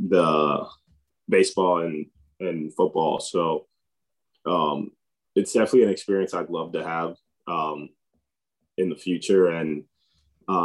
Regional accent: Tampa, Florida, United States; And I grew up in Tampa

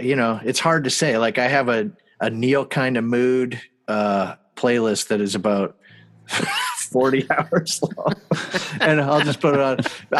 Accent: Canada; Oh yeah. I'm from Canada.

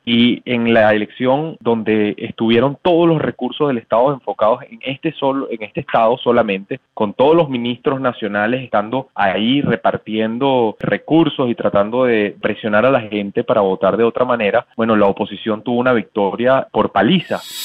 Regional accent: Venezuela; en mi país

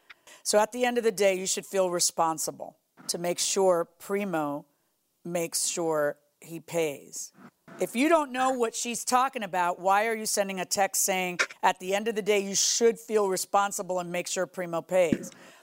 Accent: Miami, Florida, United States; I'm from Miami

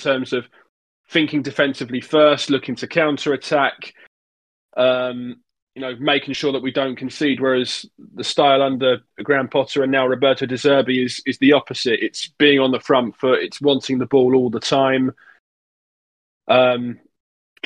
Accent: England, United Kingdom; growing up in England, being a fan of the England team

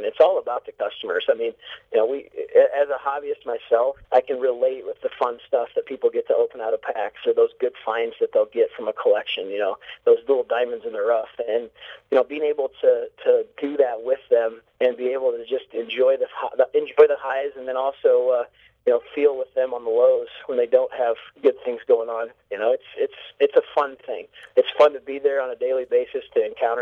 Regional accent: Northern Indiana, United States; Being an Indiana boy, growing up in Indiana

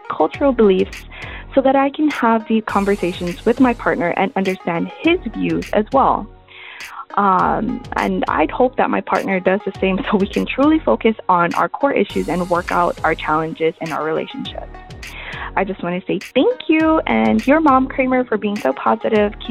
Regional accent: Philippines; I'm Filipino, but I don't necessarily follow the cultural belief structure.

